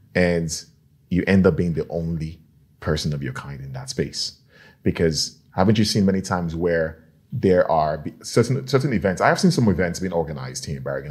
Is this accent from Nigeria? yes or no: yes; Nigeria; now in Norway; I'm from Nigeria